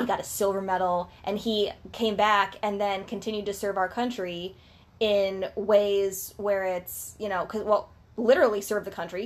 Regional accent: Southwest Ohio, United States; Dayton, Ohio. Shout out to our hometown.

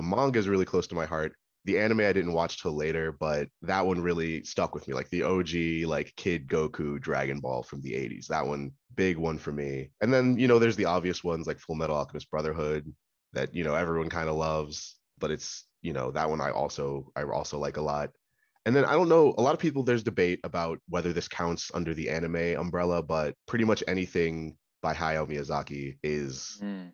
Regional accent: Maryland, United States; I'm from Maryland

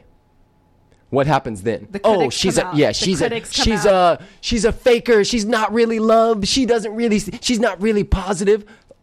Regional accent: Compton, California, United States; I was born in Compton, and I got kicked out of 6 different high schools

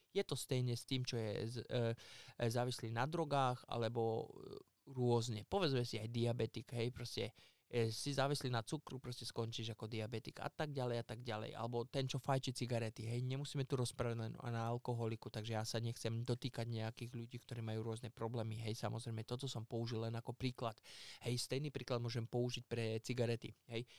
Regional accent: Poprad, Prešov Region, Slovakia; hovorím Poprad, lebo ja som z Popradu

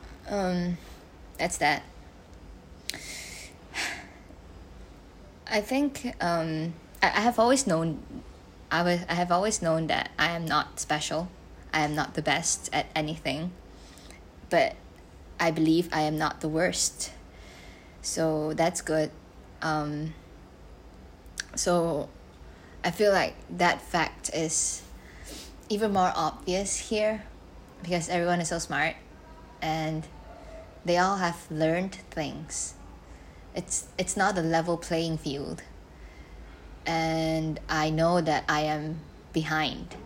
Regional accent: Malaysia; English is a second language; moved away as an adult; now in Singapore; I am an international student in Singapore, even though I'm just from Malaysia.

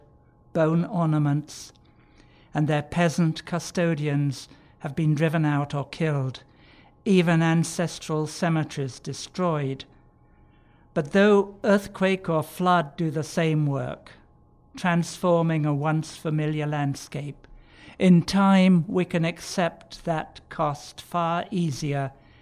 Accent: the Pennines, northern England, United Kingdom; moved away; also born or lived in Canons, Edgware, London; Growing up on the Puritan pungences of Wright's coal tar soap and Dettol, no car, no telephone or central heating, but plenty of milk, fresh air, long hikes in the Pennines

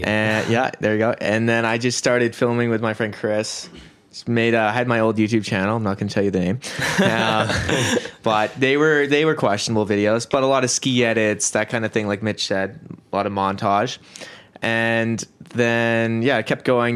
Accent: Kelowna, British Columbia, Canada; I was born in Kelowna, and I guess yeah, we all went to the same elementary school, Watson Road

